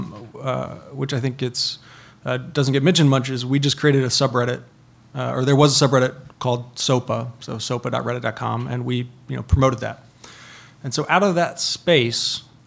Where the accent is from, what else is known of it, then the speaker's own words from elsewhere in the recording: North Carolina, United States; I'm from North Carolina